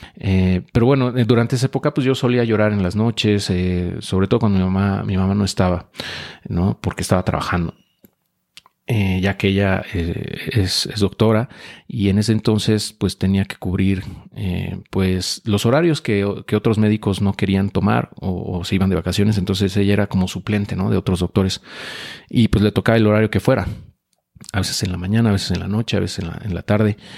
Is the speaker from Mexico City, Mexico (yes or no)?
yes; Mexico City, Mexico; yo nací en la Ciudad de México, antes de Distrito Federal